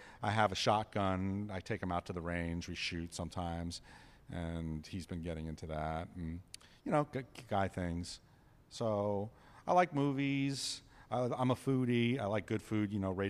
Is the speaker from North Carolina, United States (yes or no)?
no; New York, United States; Growing up in New York, and I lived with my dad, we didn't cook anything.